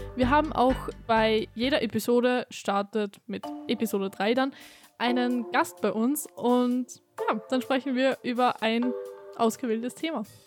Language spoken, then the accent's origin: German; Austria; ich komme aus Österreich